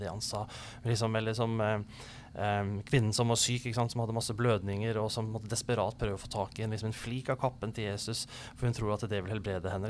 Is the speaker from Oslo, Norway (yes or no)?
yes; Oslo, Norway; also born or lived in Grimstad; now in Kristiansand, Norway; jeg er um, opprinnelig fra Oslo, og så har jeg blitt en litt sånn adoptiv eh, sørlending. Bodd lenge her i Kristiansand og i, i Grimstad